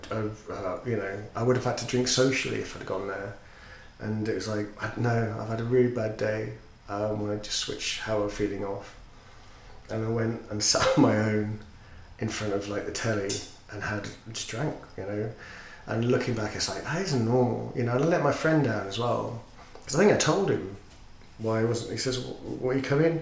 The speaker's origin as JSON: {"language": "English", "region": "Yorkshire and the Humber", "country": "United Kingdom", "said": "I'm a Yorkshireman"}